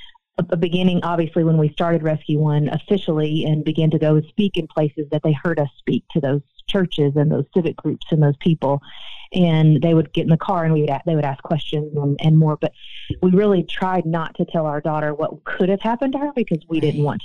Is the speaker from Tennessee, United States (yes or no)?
yes; Nashville, Tennessee, United States; I live in the state of Tennessee, for instance, born and raised in Nashville, Tennessee